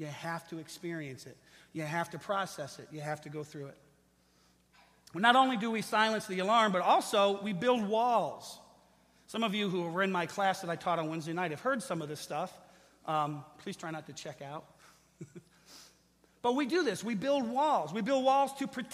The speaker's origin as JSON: {"language": "English", "town": "Lincoln Park", "region": "Michigan", "country": "United States", "tie": "born or raised there", "said": "I grew up in Lincoln Park"}